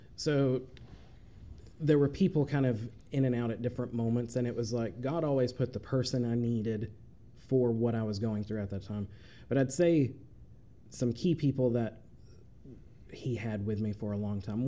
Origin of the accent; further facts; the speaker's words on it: Chattanooga, Tennessee, United States; moved away as an adult; now in Murray, United States; I grew up in Chattanooga